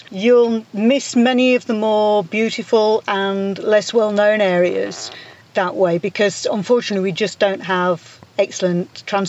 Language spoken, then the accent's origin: English; England, United Kingdom; moved away as an adult; now in Galicia, Spain; we'd been looking for a while to move away from England. We're both English, myself and my husband. And Galicia just felt right somehow.